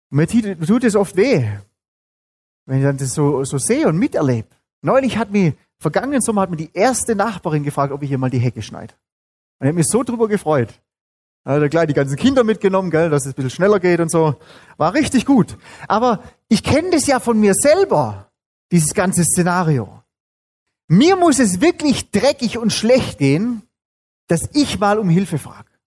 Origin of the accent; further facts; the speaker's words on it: Baden-Württemberg, Germany; Bin aufgewachsen auch in Süddeutschland, genauso wie ihr, allerdings nicht in Bayern, sondern in Baden-Württemberg.